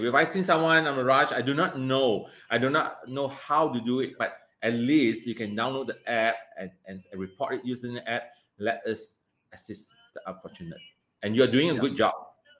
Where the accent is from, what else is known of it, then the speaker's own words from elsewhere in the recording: Malaysia; Me, myself, as a Malaysian